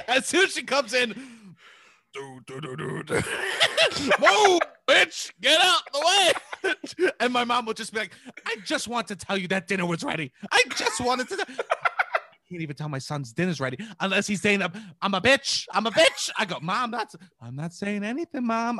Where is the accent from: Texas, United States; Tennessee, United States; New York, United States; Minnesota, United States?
New York, United States; New York City; as being, like, a New York kid, especially because I was from Staten Island